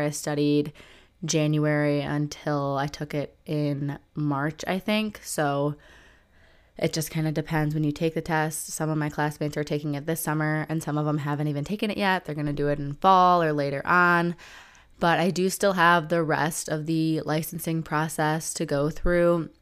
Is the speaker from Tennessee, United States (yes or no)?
no; Detroit suburbs, Michigan, United States; where I'm from, like Detroit suburbs